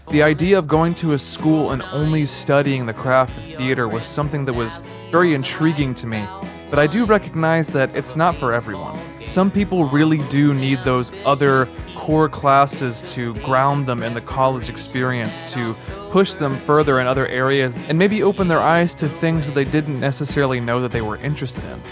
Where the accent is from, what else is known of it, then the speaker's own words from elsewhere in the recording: North Texas, United States; I was actually born and raised in North Texas